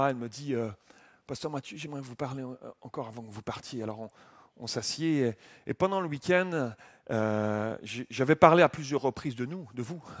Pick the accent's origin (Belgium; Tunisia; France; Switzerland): Switzerland; Je ne connais pas Paris, je ne suis, pas, pas français, je suis suisse.